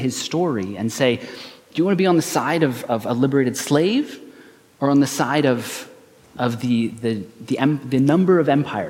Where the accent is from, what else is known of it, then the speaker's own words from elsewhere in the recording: United States; I grew up in America during the War on Terror, so I was raised with a lot of kind of propaganda about how great America was as a country